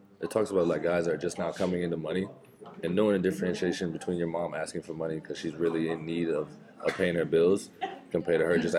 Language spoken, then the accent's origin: English; Jacksonville, Florida, United States; the Jags, my hometown team.